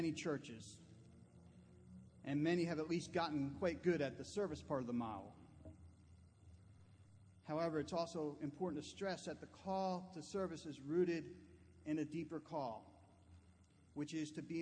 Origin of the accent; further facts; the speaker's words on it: New Jersey, United States; Growing up in New Jersey